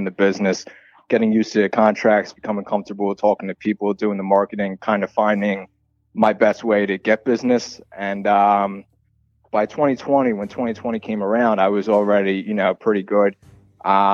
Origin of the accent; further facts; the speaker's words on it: Southampton, Pennsylvania, United States; I'm a real estate agent in Bucks County. I grew up in Southampton.